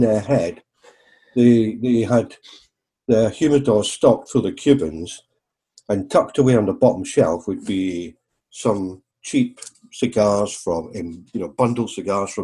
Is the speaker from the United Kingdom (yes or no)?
yes; Arbroath, Scotland, United Kingdom; also born or lived in Glasgow; now in Devon, United Kingdom; This little boy from Arbroath in the east of Scotland